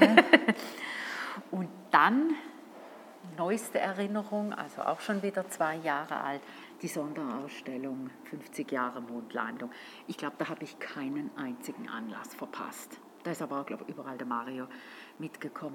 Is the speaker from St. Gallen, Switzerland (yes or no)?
yes; St. Gallen, Switzerland; als St. Galler